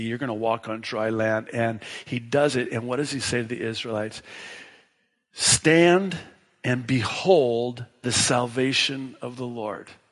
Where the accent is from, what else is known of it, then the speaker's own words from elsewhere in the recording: Tekoa, Washington, United States; that's the town I grew up in in Washington State, small farm town, and that's what they called it, Tico, Washington